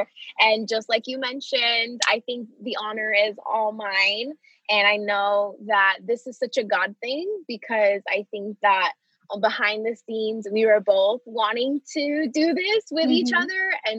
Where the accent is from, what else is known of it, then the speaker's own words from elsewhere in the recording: Florida, United States; also born or lived in Puerto Rico; So like I said, I was born in Puerto Rico and I moved to Florida when I was either I was about to turn 8 or I was already 8.